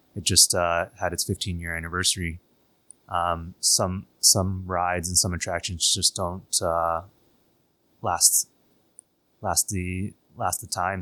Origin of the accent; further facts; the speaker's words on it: Toronto, Ontario, Canada; moved away as an adult; now in Shanghai, China; being a Canadian kid, uh, grew up in Toronto.